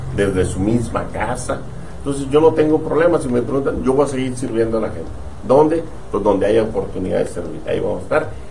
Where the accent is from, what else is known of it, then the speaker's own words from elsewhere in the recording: Tijuana, Baja California, Mexico; Yo soy de Tijuana